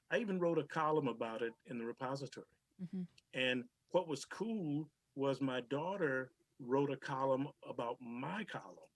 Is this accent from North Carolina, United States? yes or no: no; Georgia, United States; I, I grew up in Georgia and uh, used to go down there every summer to visit my grandparents.